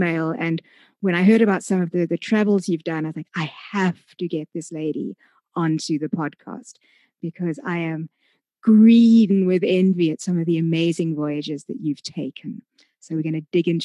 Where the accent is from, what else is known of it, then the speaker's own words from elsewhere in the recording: South Africa; being a South African